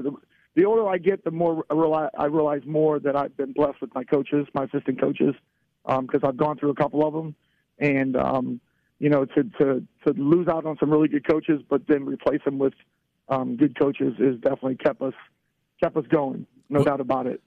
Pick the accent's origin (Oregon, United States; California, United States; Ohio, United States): Ohio, United States; Barberton; as a kid growing up in Barberton.